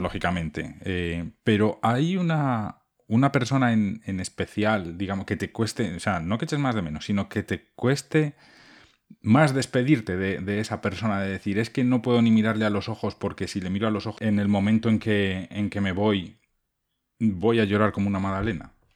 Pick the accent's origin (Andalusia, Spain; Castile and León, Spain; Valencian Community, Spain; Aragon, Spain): Aragon, Spain; eastern Huesca province; sobre todo de la zona oriental de la provincia de Huesca, que es de donde soy yo